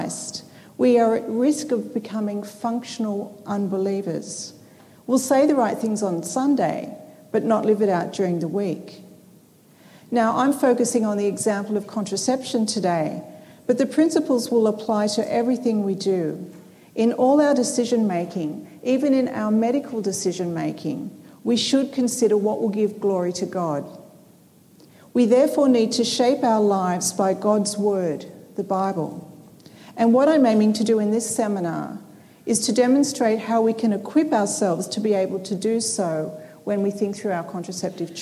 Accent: Sydney, New South Wales, Australia; I come from Sydney, Australia

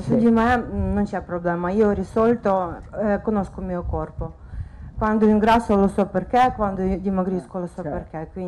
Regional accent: Kyiv, Ukraine; Italian is a second language; eh, vorrei chiedere non per me, eh, per mio cugino, vengo da Ucraina

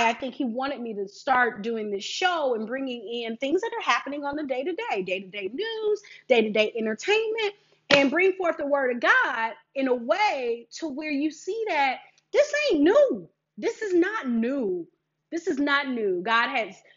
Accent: Detroit, Michigan, United States; I am a Detroit girl. I am from Michigan.

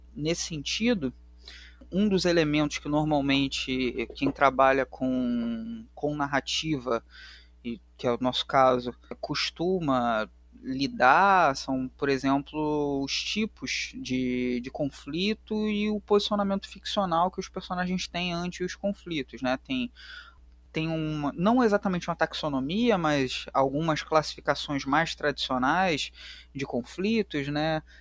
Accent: Rio de Janeiro, Brazil; accent: carioca; o sotaque já denuncia que eu sou do Rio de Janeiro, eu sou carioca

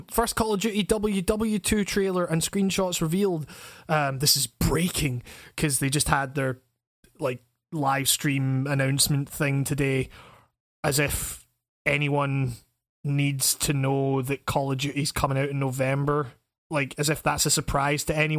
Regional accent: Scotland, United Kingdom; I'm fucking Scottish

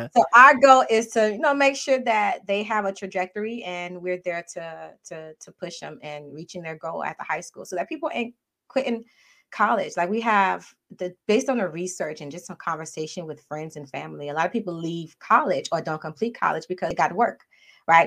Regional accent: Miami, Florida, United States; moved away as an adult; now in Maryland, United States; Parents are both from Haiti. Uh, but I was born and raised in Miami

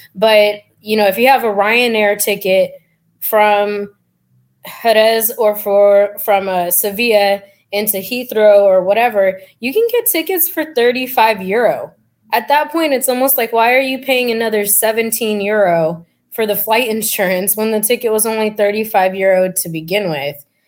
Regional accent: Fremont, California, United States; also born or lived in San Diego; I grew up in the Bay Area, uh, right outside of San Francisco and Fremont

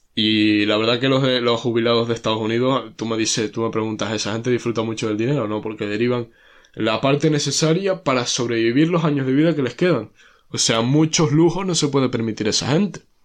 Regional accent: Canary Islands, Spain

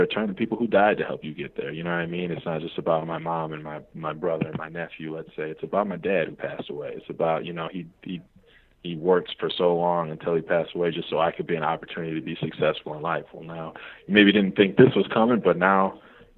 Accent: Milwaukee, Wisconsin, United States; now in Chicago, United States; in Milwaukee, which is my hometown

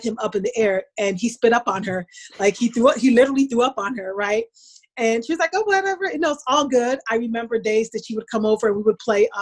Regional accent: New Jersey, United States; moved away as an adult; also born or lived in upstate New York; I was raised in New Jersey. New Jersey was always my home

